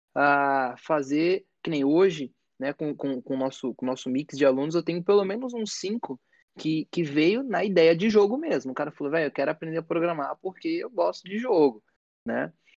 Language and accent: Portuguese; São Paulo, Brazil; eu fui criado aqui em São Paulo, numa periferia